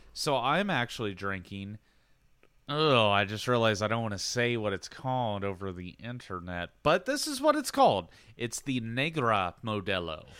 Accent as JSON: {"language": "English", "town": "Xenia", "region": "Ohio", "country": "United States", "tie": "born or raised there", "said": "I'm from Xenia, Ohio."}